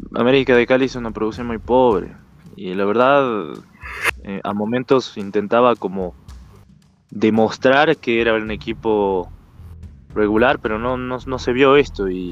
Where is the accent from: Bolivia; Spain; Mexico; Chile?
Bolivia; como boliviano puedo decirte